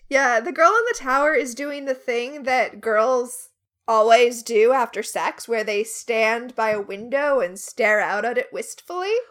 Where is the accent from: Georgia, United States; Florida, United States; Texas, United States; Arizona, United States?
Florida, United States; moved away; also born or lived in Alabama; I grew up in Florida where we called them liquor stores